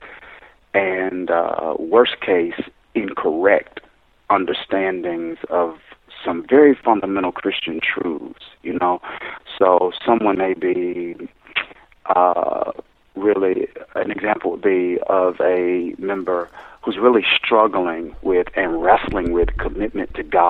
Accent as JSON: {"language": "English", "region": "Mississippi", "country": "United States", "tie": "born or raised there", "moved": "as an adult", "lives_now": "New Jersey, United States", "said": "I'm born and raised in Mississippi"}